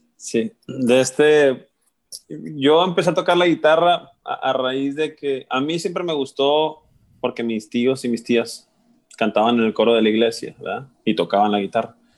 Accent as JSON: {"language": "Spanish", "town": "Guamúchil", "region": "Sinaloa", "country": "Mexico", "tie": "born or raised there", "also_born_or_lived": "Culiacán / Seattle", "said": "nací en Guamuchil y crecí ahí hasta los 18 años que me fui a estudiar a la Universidad de mm. Culiacán"}